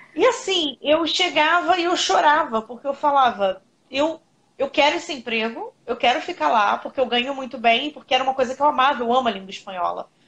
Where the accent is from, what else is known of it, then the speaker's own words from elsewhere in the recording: Rio de Janeiro, Brazil; Eu moro no Rio de Janeiro, eu sou do Rio.